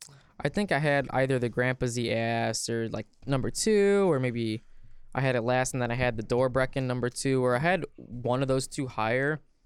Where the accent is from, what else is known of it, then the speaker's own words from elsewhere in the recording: Midwest, United States; I'm from the Midwest.